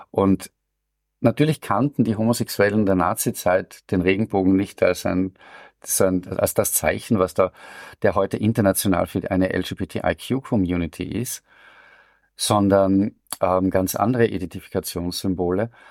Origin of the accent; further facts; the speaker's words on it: Vienna, Austria; Da will man sozusagen als Wiener und gar nicht jammern, was natürlich dem Wiener an und für sich ein großes Problem ist, weil das gehört zu dieser Stadt.